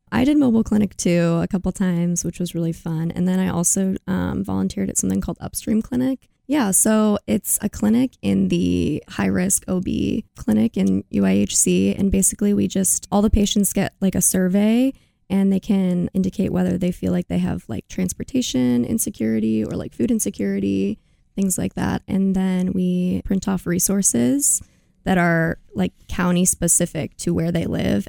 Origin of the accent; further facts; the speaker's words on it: Indianola, Iowa, United States; also born or lived in Chicago; now in Iowa City, United States; I'm from Indianola, Iowa